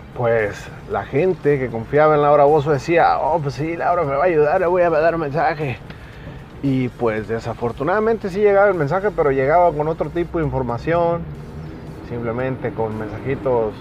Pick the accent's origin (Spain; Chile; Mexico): Mexico; yo como mexicano